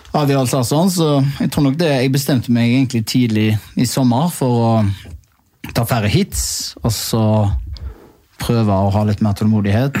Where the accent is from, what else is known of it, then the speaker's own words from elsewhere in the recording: Haugesund, Rogaland, Norway; moved away; kompisgjengen hjemme i Haugesund